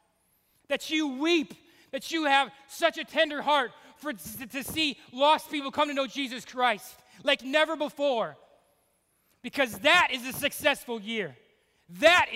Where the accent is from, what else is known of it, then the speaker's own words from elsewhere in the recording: Cleveland, Ohio, United States; moved away; Dude, Ohio, Cleveland, I'm from Cleveland.